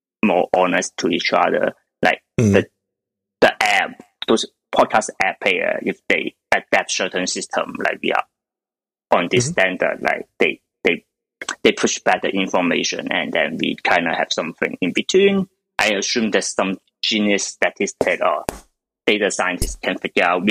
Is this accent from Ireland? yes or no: no; China; moved away; I'm from China, so I still have some connection there